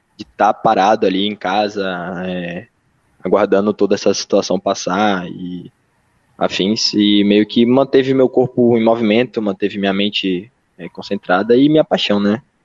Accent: Brazil; sendo brasileiro

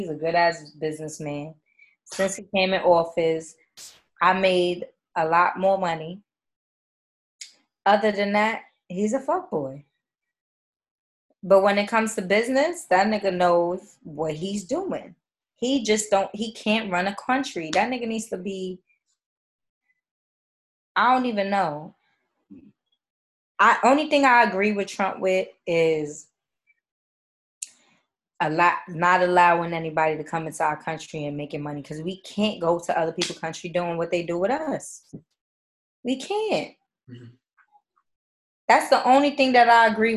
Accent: New York City, New York, United States; I'm from East Harlem.

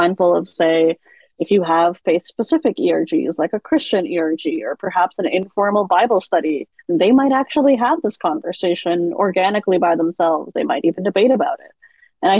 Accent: Seattle, Washington, United States; I grew up in Seattle

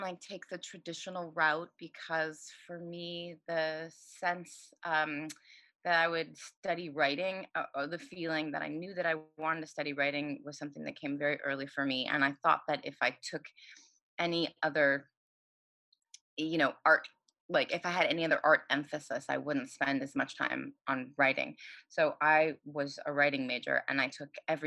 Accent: Los Angeles, California, United States; I'm from Los Angeles and I moved back to Los Angeles

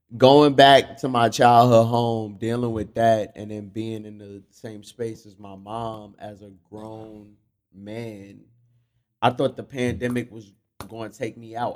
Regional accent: New York City, New York, United States; I grew up in Fort Greene

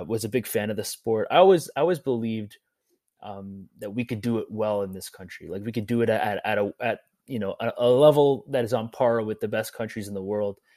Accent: Canada

